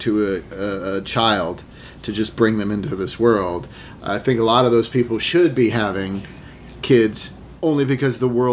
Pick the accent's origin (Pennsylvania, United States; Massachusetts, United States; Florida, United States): Massachusetts, United States; Sherborn; also born or lived in New York; now in Los Angeles, United States; I grew up in a little town called Sherborne in Massachusetts, or Sherbin, as they say, in Massachusetts